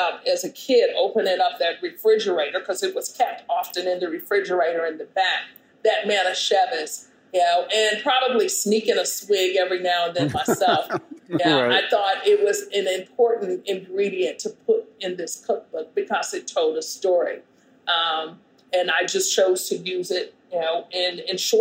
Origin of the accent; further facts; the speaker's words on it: Kansas City, United States; in Kansas City in the Midwest where I'm from